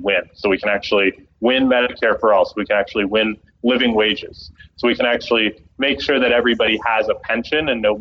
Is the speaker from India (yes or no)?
no; Canada; moved away; my home country, Canada